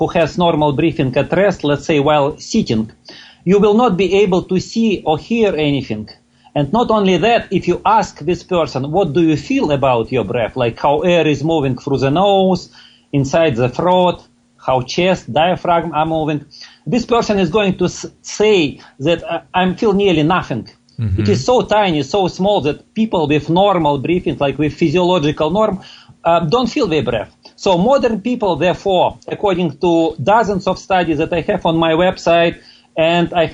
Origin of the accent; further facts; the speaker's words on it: Russia; moved away as an adult; now in Toronto, Canada; I was born and grew up in Russia, but 20 years ago I immigrated to Canada.